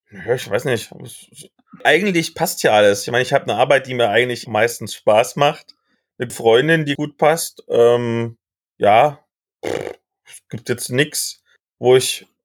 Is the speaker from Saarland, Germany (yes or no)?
no; Saxony-Anhalt, Germany; ich komme ja aus dem Kreis Mansfeld-Südharz, der ja quasi an Halle angrenzt.